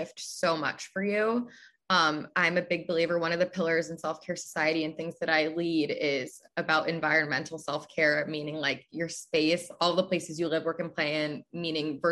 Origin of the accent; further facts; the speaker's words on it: New Jersey, United States; moved away as an adult; also born or lived in Pennsylvania; now in Chicago, United States; I'm from the East Coast. Originally, I'm from New Jersey.